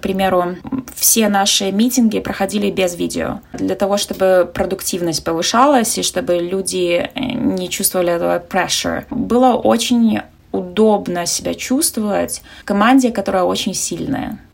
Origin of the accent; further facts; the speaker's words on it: Navahrudak, Grodno Region, Belarus; moved away as an adult; now in San Francisco, United States; я из Беларуси Беларуси, с маленького города Новогрудок